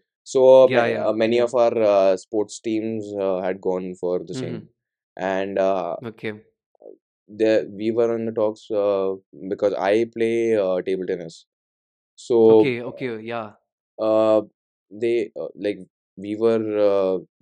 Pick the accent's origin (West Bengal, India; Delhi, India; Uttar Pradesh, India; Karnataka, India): Uttar Pradesh, India; Noida; I come from Noida region, Uttar Pradesh